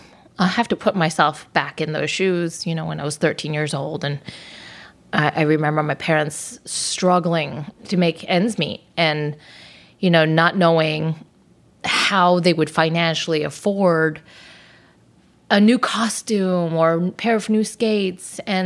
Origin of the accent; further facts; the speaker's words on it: Los Angeles, California, United States; parents immigrated from Hong Kong and Southern China. So I speak Chinese, but I'm born and raised in the United States.